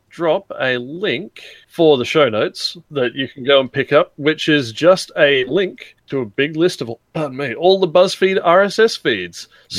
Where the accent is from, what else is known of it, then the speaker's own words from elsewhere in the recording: Australia; as an Australian